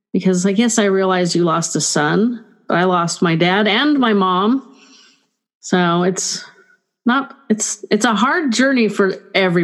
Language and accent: English; California, United States; I'm typical Californian